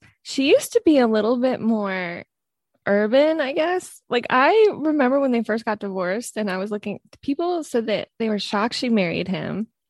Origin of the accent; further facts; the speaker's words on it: New York, United States; I remember living in New York, because obviously I grew up in New York